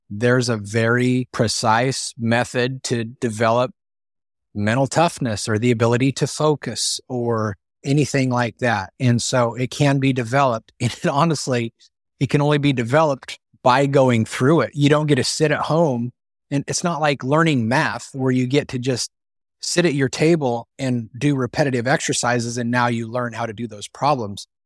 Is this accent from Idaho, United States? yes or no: no; Northeast Colorado, United States; I grew up in Northeast Colorado